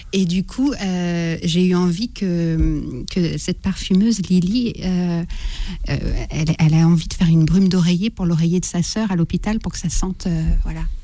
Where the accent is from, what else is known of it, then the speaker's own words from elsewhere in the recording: Brittany, France; je suis une Bretonne